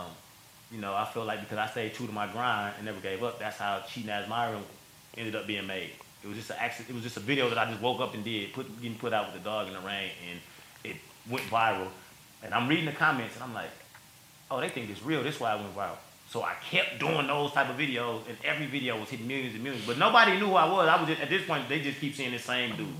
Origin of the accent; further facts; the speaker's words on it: Milwaukee, Wisconsin, United States; I'm from Milwaukee, Wisconsin.